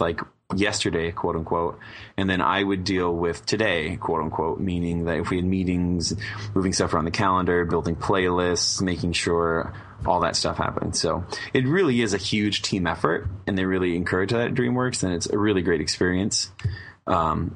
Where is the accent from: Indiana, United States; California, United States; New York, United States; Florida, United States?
California, United States; Southern; I'm born and raised in Southern California